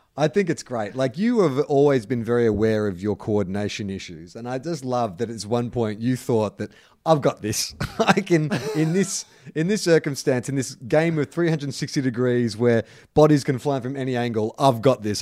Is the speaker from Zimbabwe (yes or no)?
no; Melbourne, Victoria, Australia; now in Sydney, Australia; I live in Sydney, but I'm often in Melbourne for work and stuff